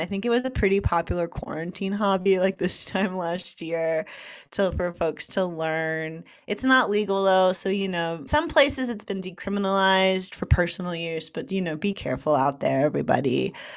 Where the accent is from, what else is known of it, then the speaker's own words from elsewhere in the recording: United States; I'm from New York, New Jersey